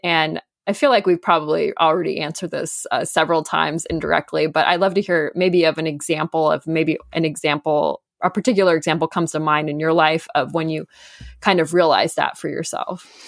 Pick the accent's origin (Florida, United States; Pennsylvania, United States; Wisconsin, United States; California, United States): California, United States; Southern; I grew up in Southern California